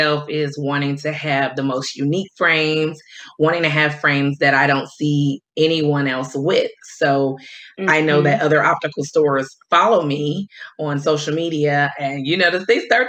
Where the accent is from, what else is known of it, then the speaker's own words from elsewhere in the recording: Detroit, Michigan, United States; moved away as an adult; also born or lived in upstate New York; now in Washington, D.C., United States; I'm originally from Detroit. So I moved to DC in 2012